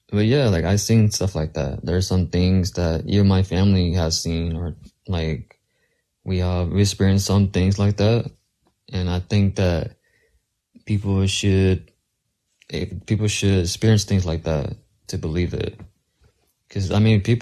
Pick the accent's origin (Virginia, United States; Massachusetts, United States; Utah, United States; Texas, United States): Texas, United States; I'm from Texas